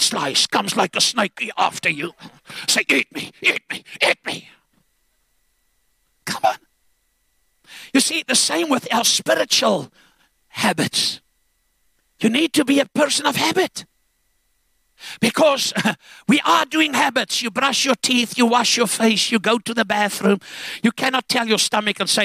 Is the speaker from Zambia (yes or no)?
yes; Zambia; now in South Africa; I was born in Zambia, and that was under British rule in Northern Rhodesia.